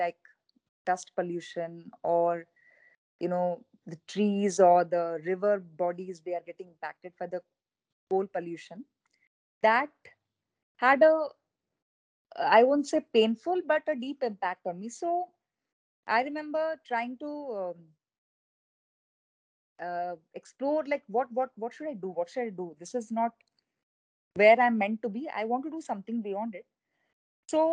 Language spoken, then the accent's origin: English; Odisha, India; I intend to come back and work for my home state, Odisha